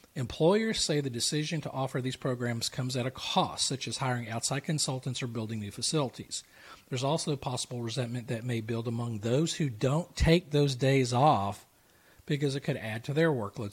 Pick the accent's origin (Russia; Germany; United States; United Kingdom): United States; the South; I'm from the South